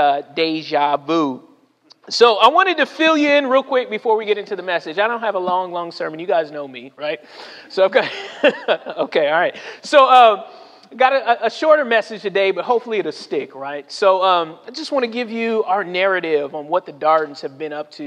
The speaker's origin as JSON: {"language": "English", "region": "California", "country": "United States", "moved": "as an adult", "lives_now": "Savannah, United States", "said": "I'm from California."}